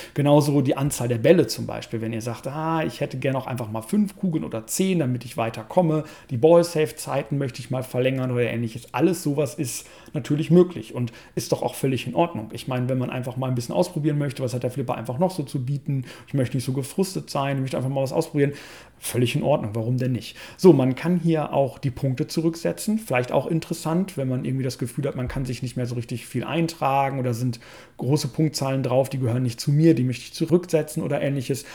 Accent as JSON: {"language": "German", "country": "Germany", "said": "hier bei uns in Deutschland"}